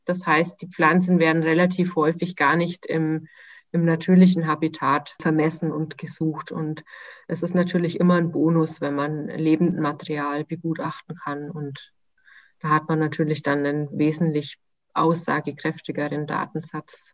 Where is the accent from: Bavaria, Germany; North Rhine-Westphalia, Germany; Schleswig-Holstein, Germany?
Bavaria, Germany; Nuremberg; moved away as an adult; Ich vermisse meine Heimat sehr